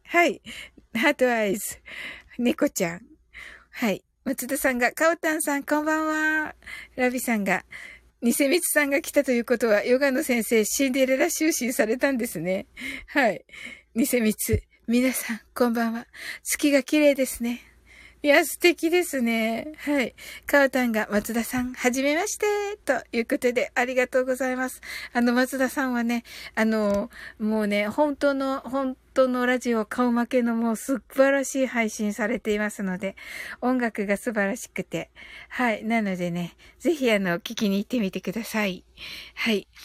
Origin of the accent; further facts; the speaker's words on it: Kyushu, Japan; moved away; これは九州人としてね。